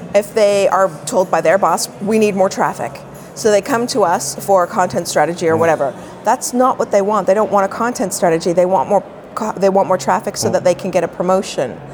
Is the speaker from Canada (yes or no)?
yes; Toronto, Ontario, Canada; I'm a Toronto girl